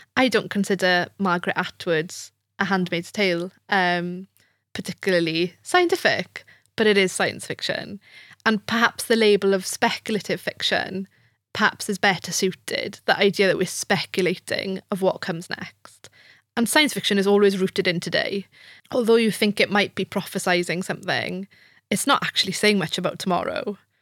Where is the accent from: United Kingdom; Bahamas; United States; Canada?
United Kingdom; Wales; first language Welsh; English is a second language; As a native Welsh speaker